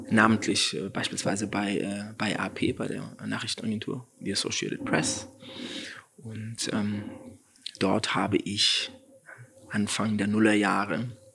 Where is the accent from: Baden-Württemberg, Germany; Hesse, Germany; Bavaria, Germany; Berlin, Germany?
Hesse, Germany; Frankfurt; Und dann als Frankfurter Politikwissenschaft in Frankfurt